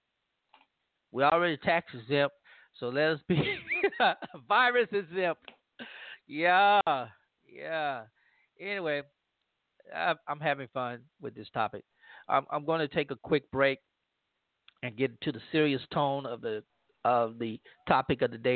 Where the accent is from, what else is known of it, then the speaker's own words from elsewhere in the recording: Louisiana, United States; from my home state of Louisiana